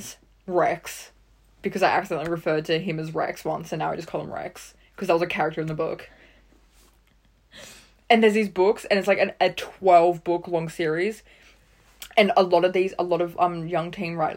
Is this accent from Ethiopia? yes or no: no; Australia